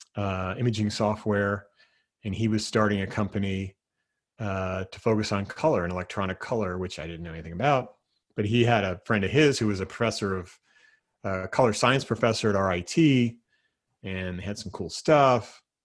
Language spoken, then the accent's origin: English; New Jersey, United States; moved away as an adult; now in Seattle area, United States; growing up in New Jersey